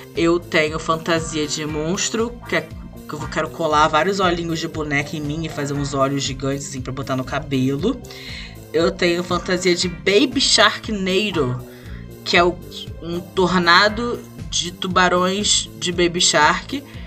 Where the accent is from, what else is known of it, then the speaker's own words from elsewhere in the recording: Rio de Janeiro, Brazil; sendo que sou carioca